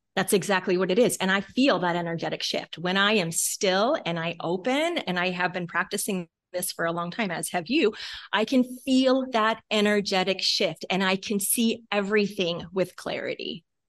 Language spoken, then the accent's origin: English; Talkeetna, Alaska, United States; That is where we are from.